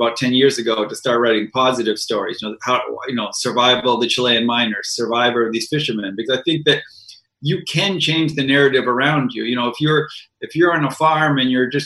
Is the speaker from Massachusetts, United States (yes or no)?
yes; Boston, Massachusetts, United States; I grew up in Boston